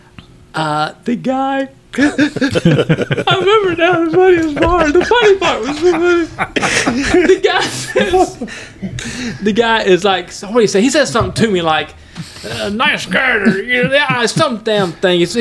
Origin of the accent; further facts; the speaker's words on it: Haddock, Georgia, United States; accent: Haddock; my Haddock accent